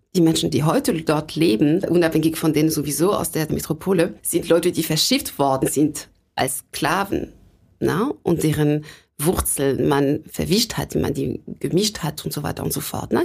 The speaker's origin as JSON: {"language": "German", "town": "Sarcelles", "region": "Île-de-France", "country": "France", "tie": "born or raised there", "also_born_or_lived": "Lake Constance, Germany", "second_language": "German", "moved": "as an adult", "lives_now": "Hamburg, Germany", "said": "geboren und aufgewachsen bin ich in der Nähe von Paris, weil meine Eltern sich da kennengelernt haben"}